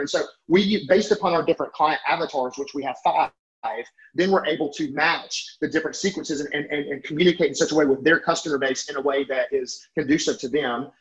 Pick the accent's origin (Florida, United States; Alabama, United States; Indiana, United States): Alabama, United States; I'm from Alabama